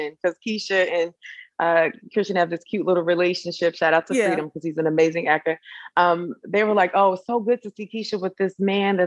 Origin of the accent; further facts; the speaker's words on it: Chicago, Illinois, United States; I'm from Chicago, because I was born and raised